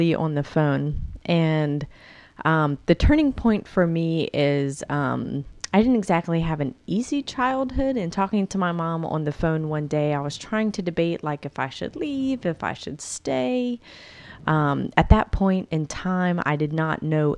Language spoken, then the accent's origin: English; Louisiana, United States; moved away as an adult; also born or lived in North Carolina; I'd been in Louisiana my whole life